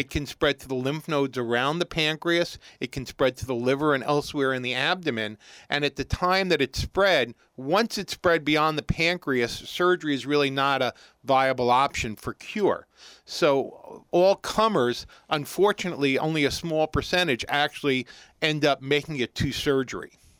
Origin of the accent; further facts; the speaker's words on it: New York City, New York, United States; moved away as an adult; also born or lived in Columbus, Ohio; now in Morristown, United States; I'm born and bred New Yorker originally, uh, growing, growing up in Brooklyn.